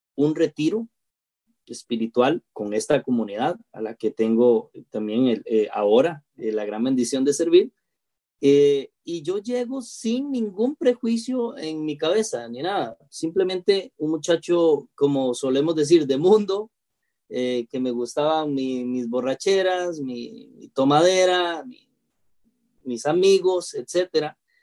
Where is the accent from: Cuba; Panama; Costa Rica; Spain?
Costa Rica; en mi país